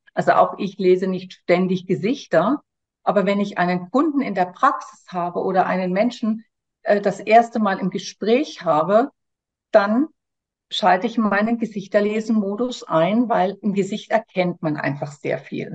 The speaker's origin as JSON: {"language": "German", "country": "Germany", "moved": "as an adult", "lives_now": "France", "said": "komme ich ursprünglich aus Deutschland, habe aber vor 26 Jahren Frankreich zu meiner Wahlheimat gemacht"}